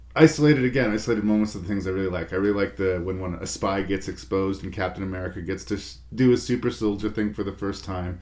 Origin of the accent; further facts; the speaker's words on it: Canada